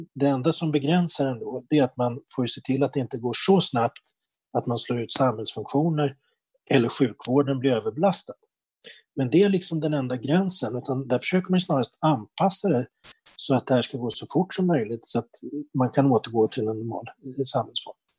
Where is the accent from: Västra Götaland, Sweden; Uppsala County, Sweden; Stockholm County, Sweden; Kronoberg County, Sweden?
Uppsala County, Sweden; Uppsala; jag kommer från Uppsala själv